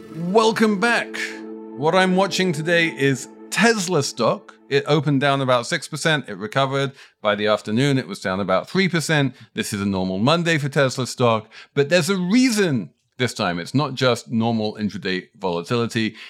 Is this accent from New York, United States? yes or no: yes; New York, United States; As a New Yorker